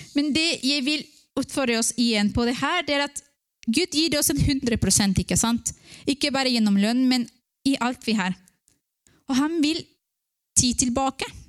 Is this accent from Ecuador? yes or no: yes; Ecuador; Norwegian is a second language; now in Norway; jeg vokste opp i Ecuador, og det var mange misjonærer som kom.